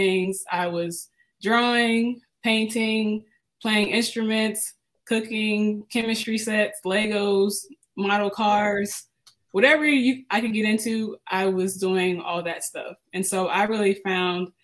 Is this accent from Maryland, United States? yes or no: yes; Germantown, Maryland, United States; also born or lived in Baltimore, Maryland; I was born in Baltimore, but we actually lived in the suburbs of DC, Germantown, Maryland. And so throughout the weeks, I would be in Germantown, but on the weekends, we would go to Baltimore